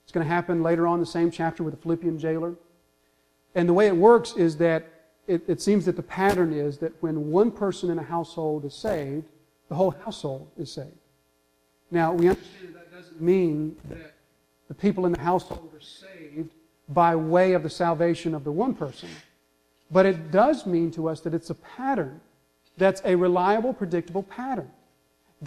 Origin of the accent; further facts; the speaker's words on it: the South, United States; We're from the South. We understand Southern hospitality